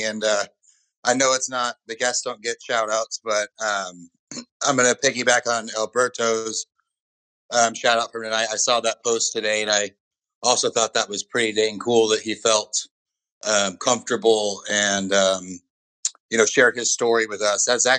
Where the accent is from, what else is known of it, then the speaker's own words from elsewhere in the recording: California, United States; also born or lived in Oklahoma / Texas / Chicago; now in Austin, United States; I grew up in California, spent a little bit of time in Oklahoma, near Oklahoma City, then moved down to back to California and back out to Texas.